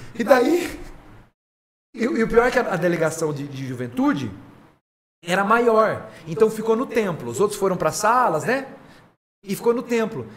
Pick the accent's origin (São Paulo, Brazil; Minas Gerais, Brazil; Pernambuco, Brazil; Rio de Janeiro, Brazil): São Paulo, Brazil; Garça; also born or lived in Jaú; eu sou de Garça